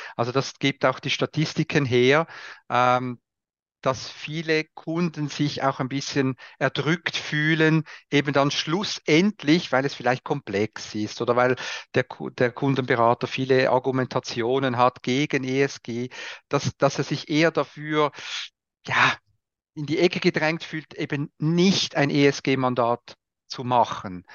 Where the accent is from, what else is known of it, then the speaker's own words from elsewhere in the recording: Switzerland; Bin, bin, halt Schweizer